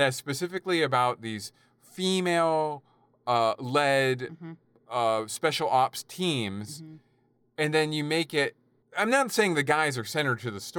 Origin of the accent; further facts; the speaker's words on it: United Kingdom; As a Brit, I should have been doing an accent, damn it.